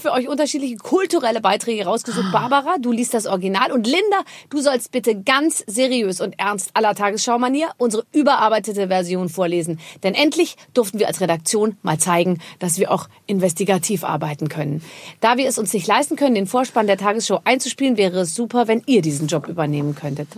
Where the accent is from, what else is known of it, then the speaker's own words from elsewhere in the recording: Rhineland-Palatinate, Germany; Also ich komme aus der Pfalz, meine Eltern ja. sind aus der Pfalz